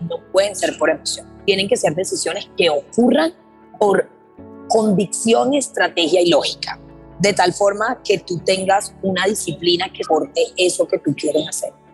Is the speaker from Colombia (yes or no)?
yes; Colombia; yo tengo 24 años, vengo de Colombia